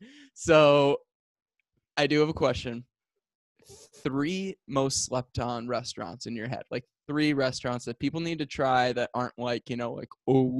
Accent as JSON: {"language": "English", "town": "Rockford", "region": "Illinois", "country": "United States", "tie": "born or raised there", "said": "I grew up in Rockford."}